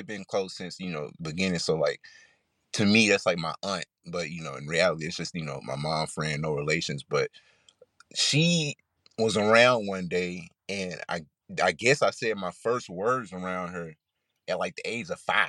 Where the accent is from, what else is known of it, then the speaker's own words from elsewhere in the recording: Clinton, Mississippi, United States; Oh, man, I'm from Mississippi. I'm from small town, Clinton, Mississippi. So if you know, you know. Shout out to Clinton.